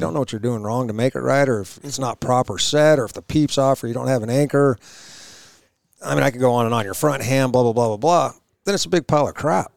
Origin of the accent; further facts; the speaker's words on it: Idaho, United States; Growing up in Idaho, my dad and my grandpa, we go hunting